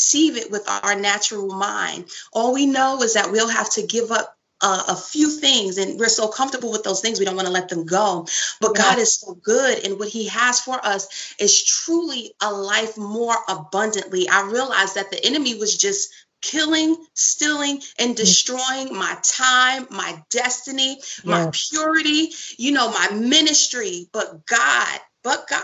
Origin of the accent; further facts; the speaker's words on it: New York City, New York, United States; I come from Brooklyn. I come from a pretty good family, but I still lived in Brooklyn